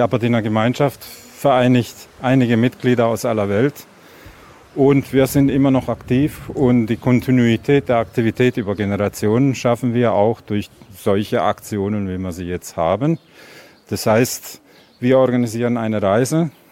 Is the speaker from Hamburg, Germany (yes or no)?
yes; Hamburg, Germany; Ich bin in Hamburg geboren.